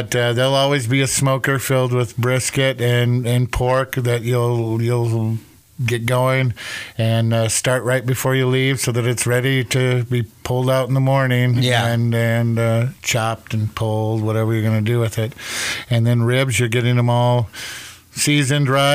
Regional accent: Minneapolis, Minnesota, United States; also born or lived in Mankato, Minnesota; I grew up in the Twin Cities. Went to Wayzata High School

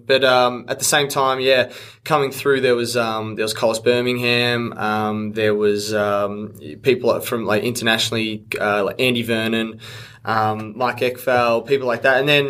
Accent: Australia; I feel like being an Australian

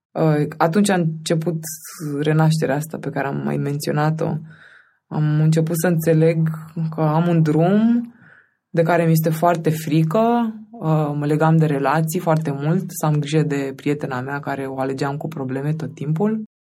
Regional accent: Romania; moved away; also born or lived in Craiova, Romania; Noi suntem din Constanța și Craiova

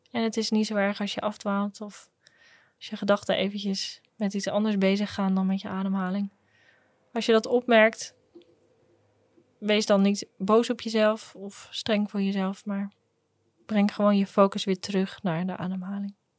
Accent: Groningen, Netherlands; Ik kom ook uit Groningen, geboren en getogen

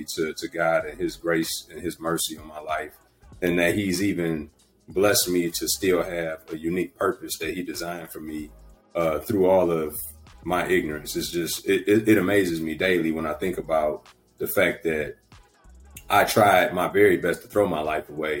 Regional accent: Detroit, Michigan, United States; born and raised in Detroit

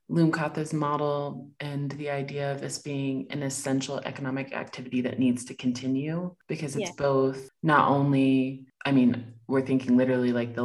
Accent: United States; as an American

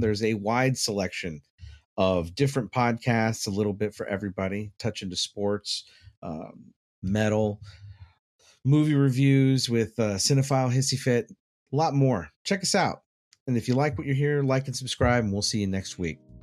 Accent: Dallas, Texas, United States; moved away; I grew up in Dallas, so we had tornado warnings all the time.

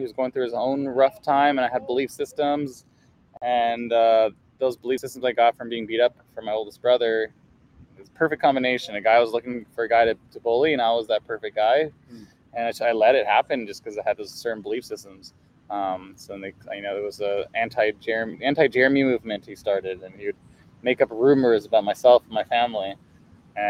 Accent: Culver City, California, United States; I grew up in Culver City

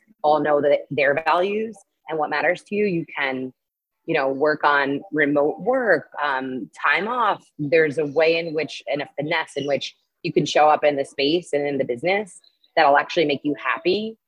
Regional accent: New York City, New York, United States; moved away as an adult; now in Lima, Peru; I'm from New York, and I grew my base in advertising technology in New York City for 13 years

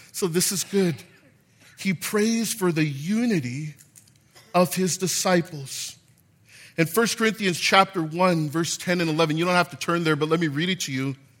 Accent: Gardena, California, United States; I'm from Gardena.

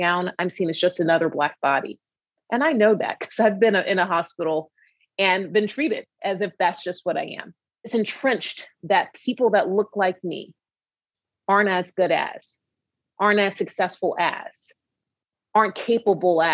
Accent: Atlanta, Georgia, United States; moved away; I'm from Atlanta, Georgia

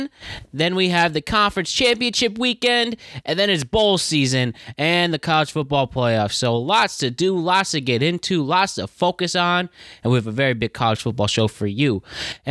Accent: Norwalk, Connecticut, United States; I'm from Norwalk, Connecticut. I graduated from Norwalk High School in 2013.

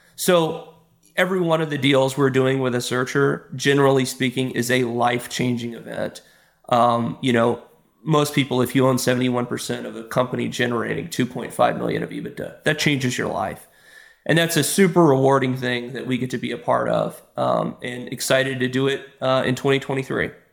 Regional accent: Texas, United States; moved away; I'm from Texas originally

